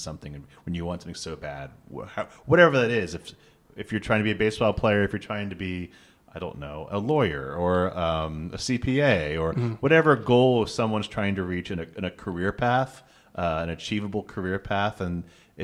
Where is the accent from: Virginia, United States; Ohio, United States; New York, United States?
Ohio, United States; Cincinnati; I'm from Cincinnati.